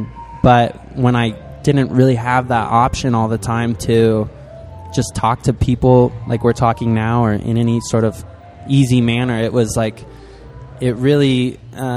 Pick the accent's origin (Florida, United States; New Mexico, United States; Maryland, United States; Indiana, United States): New Mexico, United States; East Mountains, Albuquerque; also born or lived in New York; East Mountains. I wasn't even in Albuquerque